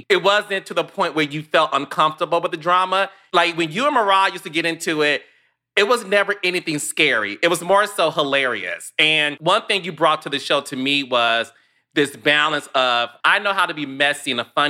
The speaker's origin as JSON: {"language": "English", "town": "Detroit", "region": "Michigan", "country": "United States", "said": "I am from Detroit, like Toya."}